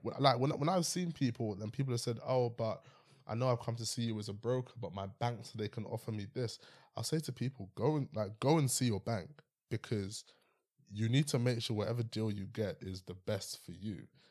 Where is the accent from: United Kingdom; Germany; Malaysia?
United Kingdom; London; I'm from West London area